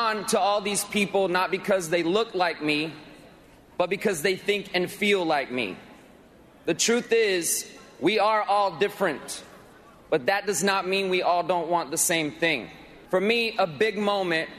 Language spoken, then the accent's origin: English; Millington, Tennessee, United States; I grew up in Millington, Tennessee, just outside of Memphis